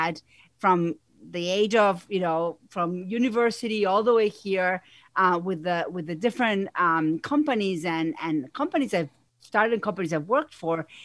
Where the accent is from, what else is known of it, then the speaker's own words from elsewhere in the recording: Argentina; English is a second language; moved away as an adult; now in United States; if you hear an accent, it's because I have one. I'm originally from Argentina. I've been here in the U.S. for over 20 years.